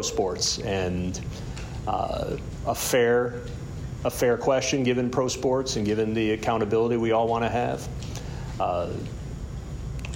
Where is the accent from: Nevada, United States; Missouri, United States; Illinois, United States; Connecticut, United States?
Illinois, United States; Chicago; I'm fortunate enough to be able to do this in my hometown.